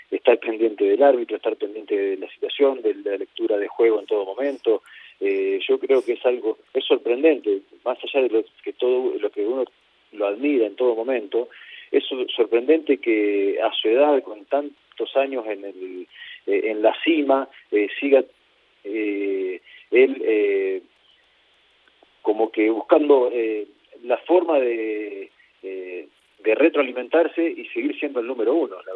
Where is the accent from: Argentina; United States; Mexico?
Argentina; Rojas, Buenos Aires Province; en, Rojas, estoy en la ciudad de Rojas, que es mi ciudad natal, eh, acá en el, interior de, la provincia de Buenos Aires, en Argentina.